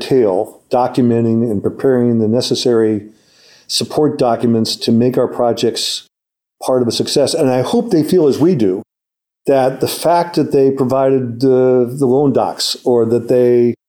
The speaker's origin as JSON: {"language": "English", "town": "St. Louis", "region": "Missouri", "country": "United States", "said": "and I'm a Presbyterian from St. Louis"}